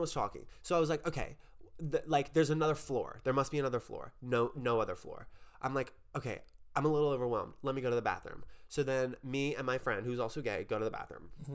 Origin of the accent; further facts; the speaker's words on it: New Orleans, Louisiana, United States; I am from New Orleans.